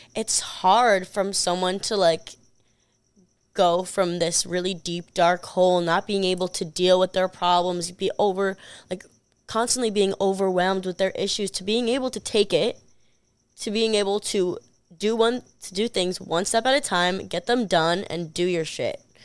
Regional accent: New York, United States; I'm from New York

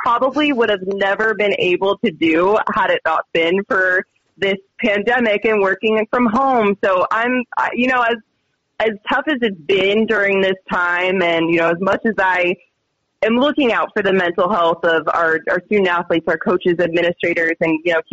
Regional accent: Florida, United States; moved away as an adult; now in Utah, United States; I'm from Florida

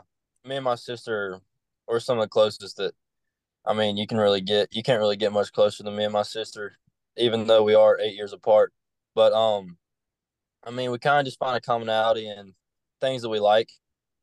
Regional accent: Jackson, Tennessee, United States; I'm from Jackson, Tennessee. It's it's not just a small town, but it's not real big.

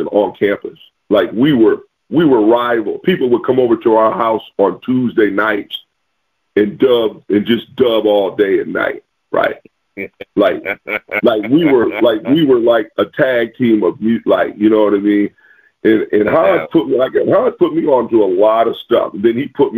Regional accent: the Midwest, Illinois, United States; I grew up in the Midwest

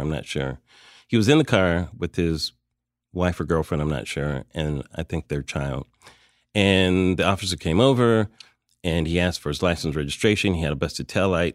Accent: United States; as an American

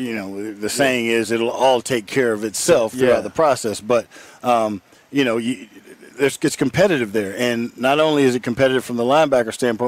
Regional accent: Houston, Texas, United States; I grew up in Houston, Texas

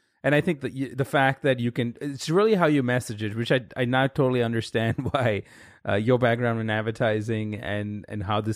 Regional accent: India; now in United States; I grew up in India

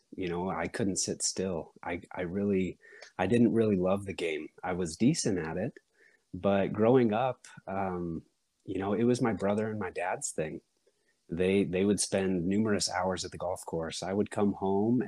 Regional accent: Sundance, Utah, United States; I was born up in Sundance

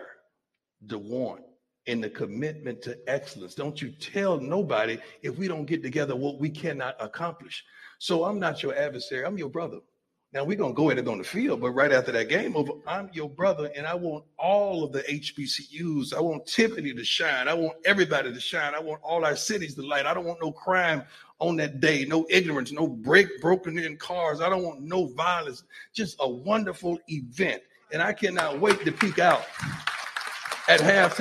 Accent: Florida, United States; moved away; he would bring me back to my home state

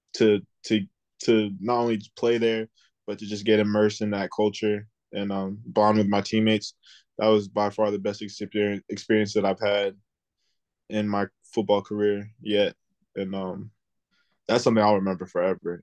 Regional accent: South Florida, United States; I'm from South Florida

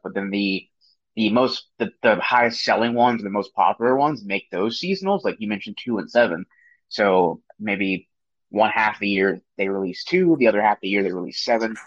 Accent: Maryland, United States; I'm from Maryland

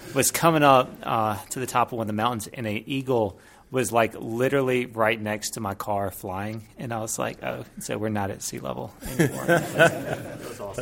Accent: Mississippi, United States; I'm from Mississippi

